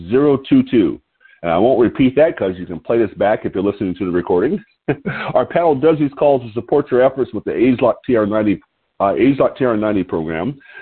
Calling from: Lompoc, California, United States

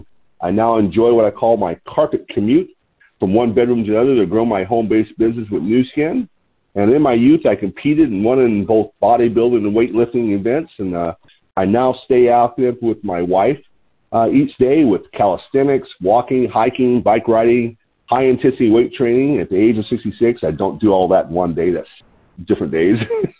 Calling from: Lompoc, California, United States; I'm calling in from Lompoc, California, which sits 54 miles north of Santa Barbara on California's beautiful central coast.

